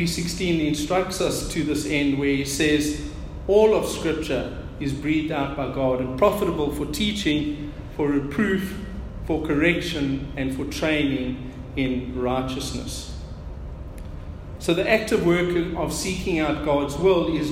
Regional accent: South Africa; our South African native language

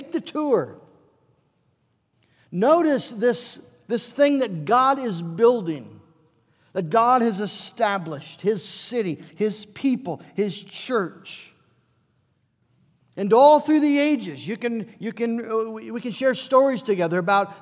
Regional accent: United States; we're American

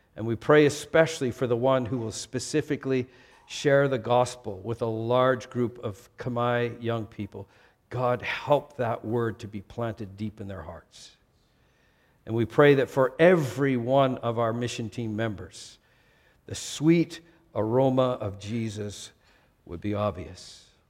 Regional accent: Vancouver, British Columbia, Canada; moved away; I was born in Vancouver and became an American in two thousand and five

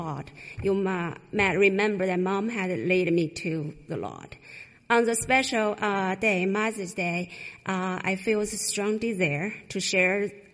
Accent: China; moved away; I went back to China twice.

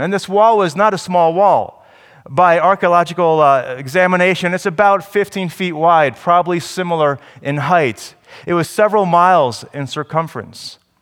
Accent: New Jersey, United States; I was from New Jersey

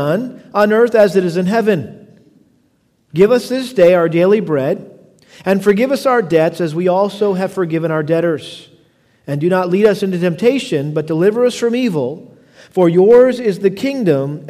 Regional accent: United States; also born or lived in Houston; I love being an American. I'm extremely grateful that God in his sweet providence allowed me to live in this great country.

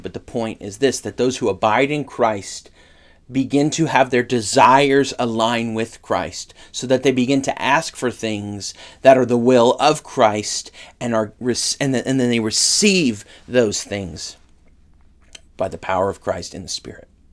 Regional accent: Northern California, United States; I grew up in Northern California

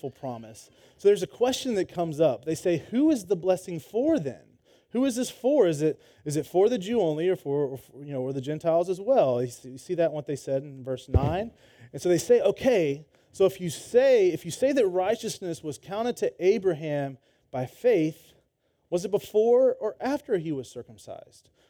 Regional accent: Georgia, United States; moved away as an adult; also born or lived in Florida; now in Texas, United States; I grew up in Georgia.

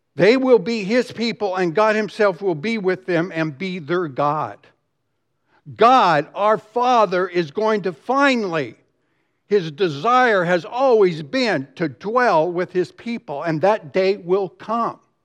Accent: Dallas, Texas, United States; I grew up here in Dallas

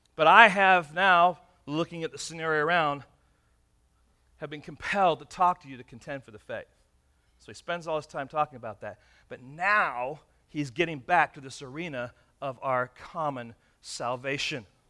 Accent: England, United Kingdom; also born or lived in Michigan; now in California, United States; when I was young, uh, growing up in England

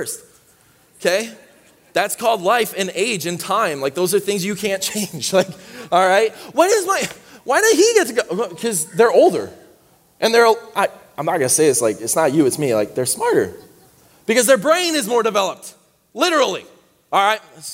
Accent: Saginaw, Michigan, United States; I grew up in Michigan. I grew up right in Saginaw, Michigan.

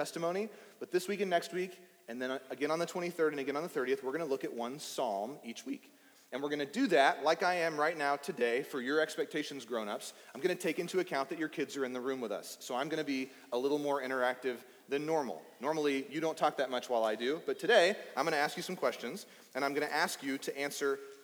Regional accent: East Texas, United States; I grew up in East Texas

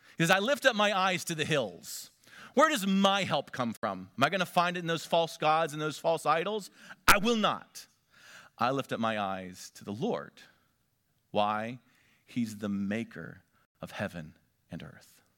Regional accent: Northwestern Pennsylvania, United States; moved away; Elise and I grew up back in Northwestern Pennsylvania

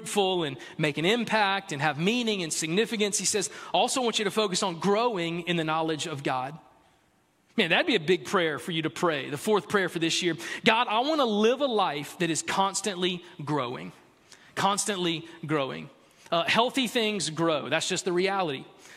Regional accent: South Carolina, United States; I'm from South Carolina. I was born and raised in South Carolina

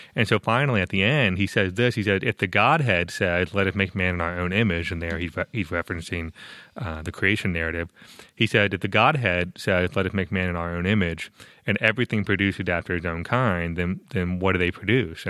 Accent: Tampa, Florida, United States; Tampa, Florida, my hometown

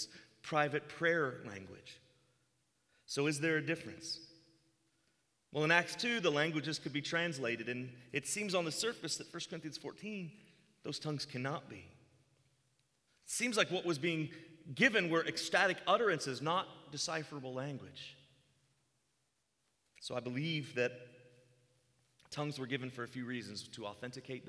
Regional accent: Virginia Beach, Virginia, United States; moved away; I'm from Virginia Beach, which, if you don't know, that's where Pat Robertson is, CBN. In my community, we had a unicorn church.

